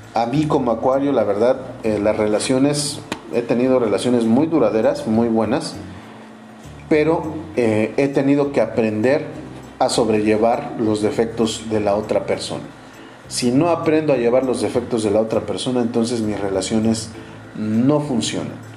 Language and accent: Spanish; Orizaba, Veracruz, Mexico; mi ciudad natal y en mi país natal, México. Yo les eh, saludo desde Orizaba, Veracruz